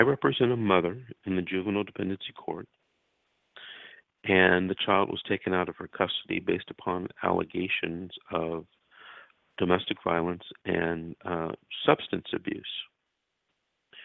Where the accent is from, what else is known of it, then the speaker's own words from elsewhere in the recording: Los Angeles, California, United States; I'm from Los Angeles. I grew up in Los Angeles